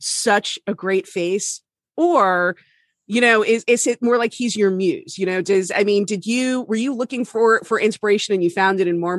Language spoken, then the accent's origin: English; Florida, United States; My home state takes a lot of abuse, but I've always been very proud to be